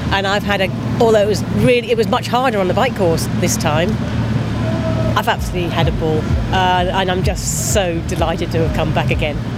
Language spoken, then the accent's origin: English; England, United Kingdom; I'm from England